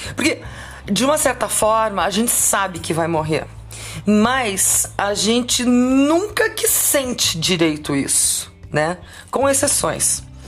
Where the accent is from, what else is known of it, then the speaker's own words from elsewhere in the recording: Curitiba, Paraná, Brazil; eu sou curitibana, é, fiz 22 anos de rádio rock aqui em Curitiba